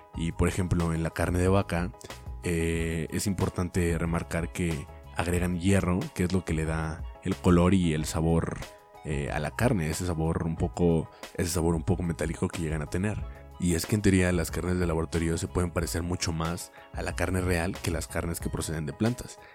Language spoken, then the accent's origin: Spanish; Mexico